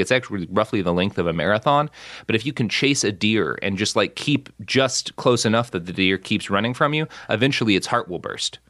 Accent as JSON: {"language": "English", "town": "Plano", "region": "Texas", "country": "United States", "tie": "born or raised there", "also_born_or_lived": "Oklahoma / Los Angeles", "moved": "yes", "said": "I grew up so much in Plano"}